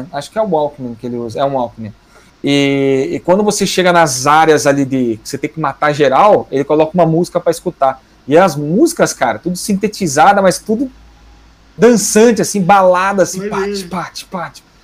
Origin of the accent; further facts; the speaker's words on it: interior of São Paulo, Brazil; sou do interior de São Paulo